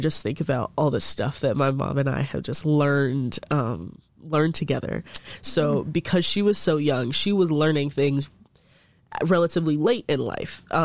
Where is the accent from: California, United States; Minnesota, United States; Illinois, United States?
Illinois, United States; Chicago; moved away; also born or lived in Coralville, Iowa; I was born in Chicago, Illinois, and to a single mother. That's my home girl. And I mean, we lived in Beverly, Illinois, which is essentially a suburb of Chicago